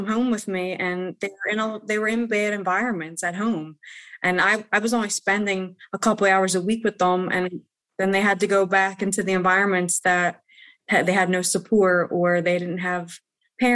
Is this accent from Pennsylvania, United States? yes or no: yes; Philadelphia, Pennsylvania, United States; I come from the city, and I come from South Philly